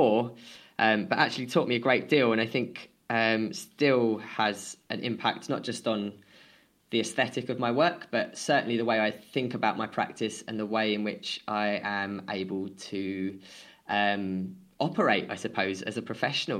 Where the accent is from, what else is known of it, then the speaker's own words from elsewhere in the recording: United Kingdom; I grew up just outside of London and sort of on the border of London and Essex.